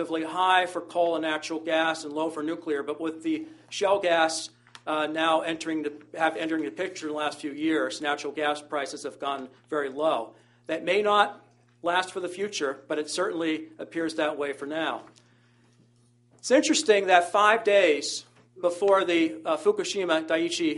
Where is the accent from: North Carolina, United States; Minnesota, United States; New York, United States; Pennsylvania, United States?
Pennsylvania, United States; my home state of Pennsylvania